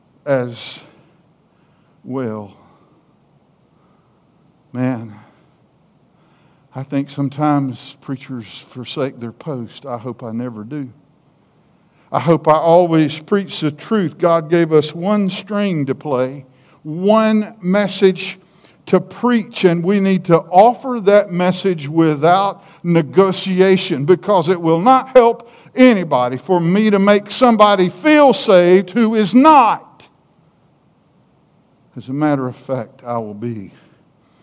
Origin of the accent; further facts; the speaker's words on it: South Carolina, United States; accent: hick; I'm from South Carolina, why, we from down nine South Carolina